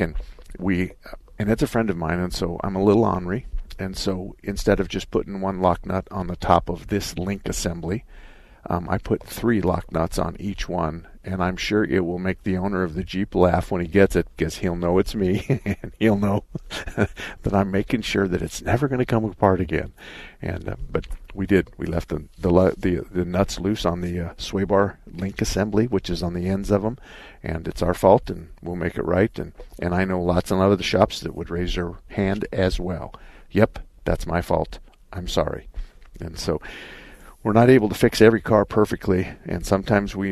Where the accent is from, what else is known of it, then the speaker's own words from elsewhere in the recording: Arizona, United States; I was born and raised in Arizona